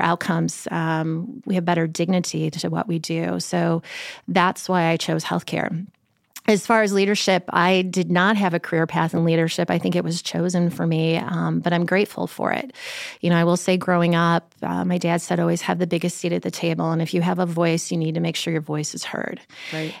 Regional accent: Chicago, Illinois, United States; moved away; I grew up in Chicago

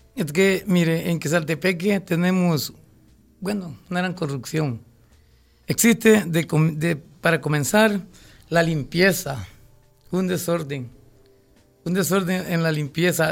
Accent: Quezaltepeque, La Libertad, El Salvador; Represento a mi pueblo del campo

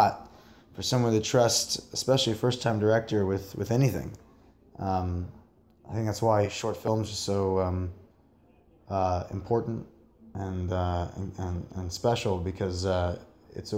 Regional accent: rural New Jersey, United States; also born or lived in New York; I grew up in a very rural part of New Jersey and in New York, kind of back and forth.

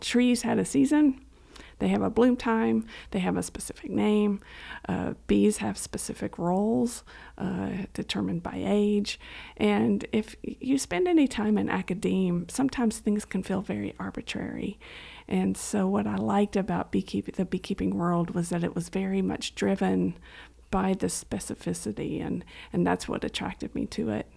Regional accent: Estill County, Kentucky, United States; also born or lived in Harlan County, Kentucky; having grown up on a farm in, uh, Estill County, uh, I, I grew up on a pig farm

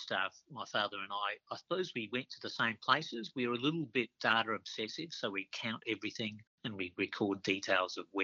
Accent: Adelaide, South Australia, Australia; now in Queensland, Australia; We spent a lot of time out in the woodlands around Adelaide

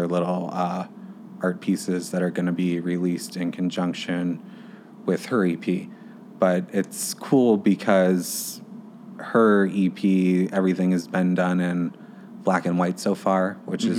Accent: Charleston, South Carolina, United States; moved away as an adult; now in Chicago, United States; I'm originally from Charleston, South Carolina, and when I was in middle school and high school, I had like a internship kind of with a local theater down there

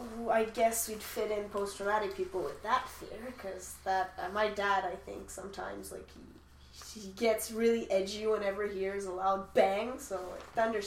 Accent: Calgary, Alberta, Canada; now in Quebec, Canada; But I'm not a Quebecer. I was born in Calgary. That makes me an Albertan.

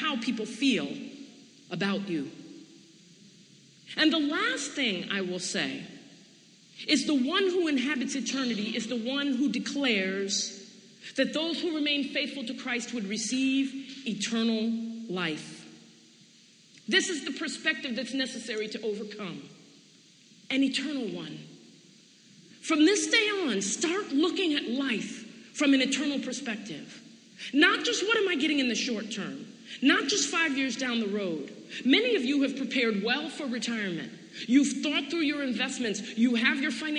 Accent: Storrs, Connecticut, United States; I'm from Storrs, Connecticut, so I'm familiar with our desire to be separate, independent, and collected. That's who we are culturally

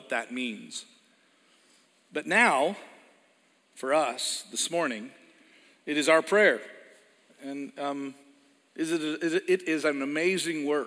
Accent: Edmonton, Alberta, Canada; moved away; Edmonton, Alberta. It's where I was born

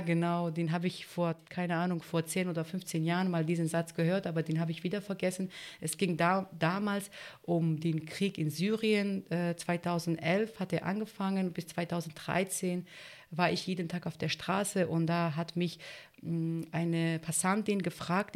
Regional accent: Turkey; German is a second language; also born or lived in Greece; now in Germany; Also ich bin Kurdin und äh, ich bin in der, in der, Türkei geboren

